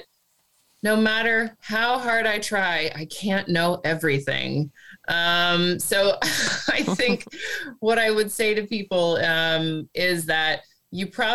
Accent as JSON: {"language": "English", "country": "United States", "also_born_or_lived": "Australia / Asia and the Pacific / Middle East", "moved": "as an adult", "lives_now": "Netherlands", "said": "as an American"}